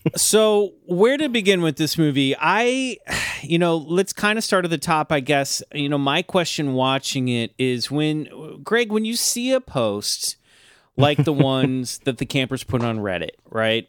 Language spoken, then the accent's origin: English; Kansas City, United States; moved away; my hometown of Kansas City